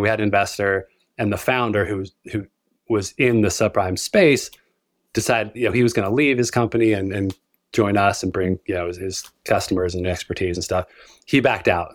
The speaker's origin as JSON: {"language": "English", "region": "Utah", "country": "United States", "tie": "born or raised there", "said": "born and raised in Utah"}